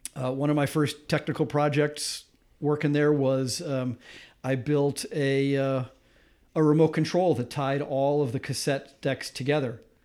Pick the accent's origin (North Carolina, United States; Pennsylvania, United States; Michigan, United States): Michigan, United States; Grosse Pointe; moved away as an adult; now in Massachusetts, United States; I grew up just outside of Detroit in a suburb called Grosse Pointe